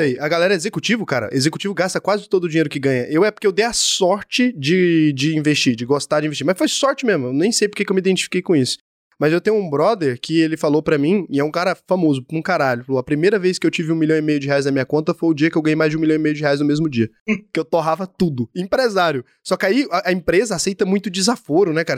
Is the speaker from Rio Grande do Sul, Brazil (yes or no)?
no; Goiás, Brazil; eu sou de Goiás, talvez eu sou muito matuto